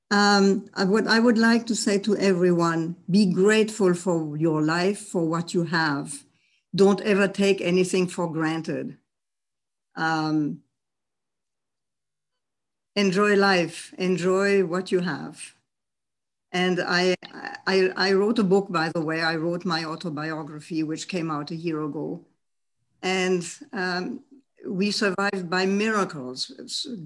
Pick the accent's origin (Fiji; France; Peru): France; also born or lived in Germany; I was born in Germany in 1932, just a few months before Hitler came to power. And my parents had the wisdom, the foresight, and the opportunity to go very early to France, with me, of course.